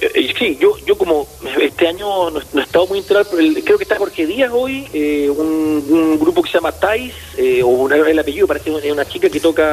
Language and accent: Spanish; Coquimbo, Chile; la playa Changa, donde nos criamos nosotros en Coquimbo.